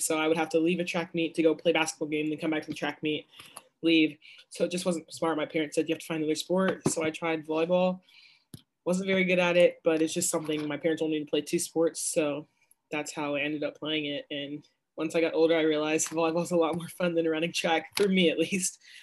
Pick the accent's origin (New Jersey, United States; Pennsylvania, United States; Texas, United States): Texas, United States; Dallas; I'm from Dallas